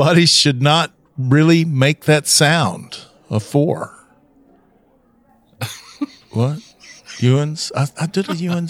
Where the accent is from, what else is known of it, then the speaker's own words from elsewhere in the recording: Tennessee, United States; I'm from Tennessee